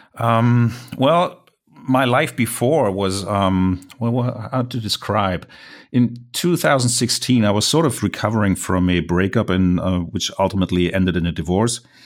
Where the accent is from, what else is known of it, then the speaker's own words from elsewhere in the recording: Germany; accent: German; English is a second language; I'm a German landscape photographer, so mind my accent